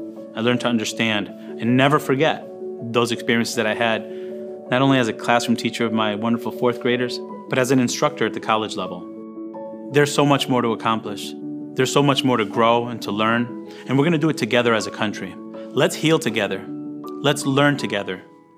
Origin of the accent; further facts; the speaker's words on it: Meriden, Connecticut, United States; I was born in Yale Acres Housing Project.